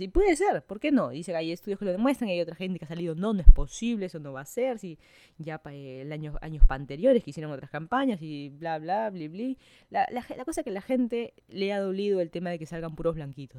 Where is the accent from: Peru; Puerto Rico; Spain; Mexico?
Peru; Lima; moved away as an adult; now in Miami, United States; yo soy de Lima, Perú, estoy hace más de un año, casi año y medio ya viviendo en Miami, Florida